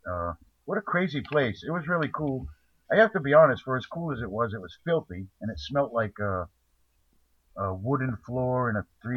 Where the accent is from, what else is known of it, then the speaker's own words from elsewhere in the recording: New England, United States; also born or lived in South Carolina; I mean, I come from New England. Actually, I was born in South Carolina, so, you know, it doesn't matter to me.